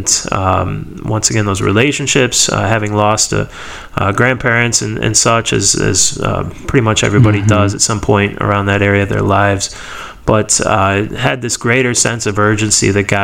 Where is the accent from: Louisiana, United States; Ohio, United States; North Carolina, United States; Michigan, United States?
Ohio, United States; Stow; I was born and raised in Akron area, Ohio, Stowe specifically